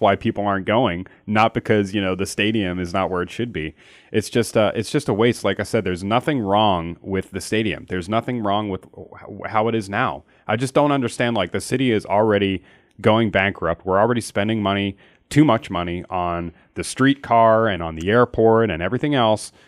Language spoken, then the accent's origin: English; Philadelphia, Pennsylvania, United States; I'm from Philly